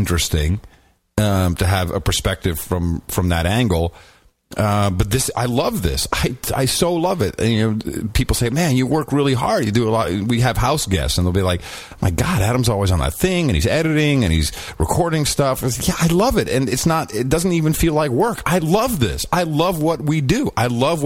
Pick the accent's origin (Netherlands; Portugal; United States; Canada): Netherlands; Amsterdam, North Holland; moved away; I grew up in Amsterdam.